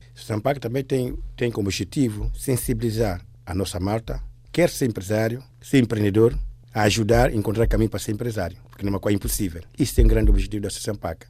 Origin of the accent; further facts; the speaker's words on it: São Tomé & Príncipe; moved away; also born or lived in Equatorial Guinea; eu sou de origem Santo Tomé